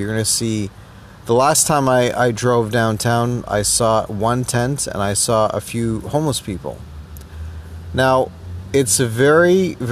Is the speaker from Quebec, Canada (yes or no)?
no; Toronto, Ontario, Canada; as a Canadian, well, Toronto-born Trinidadian Canadian